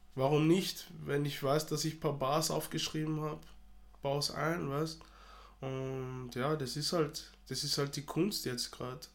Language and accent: German; Austria; also born or lived in Democratic Republic of the Congo; ich lebe in Österreich, ich bin in Österreich aufgewachsen, also ich bin Österreicher, gleichzeitig bin ich Kongolese